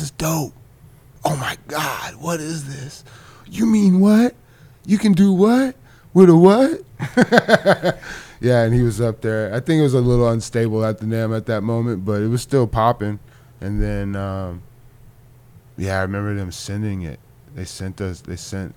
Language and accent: English; Orange County, California, United States; I'm from Orange County when I was growing up